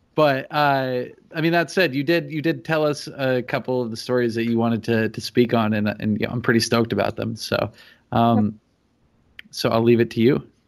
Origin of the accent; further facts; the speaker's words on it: New Hampshire, United States; I'm from New Hampshire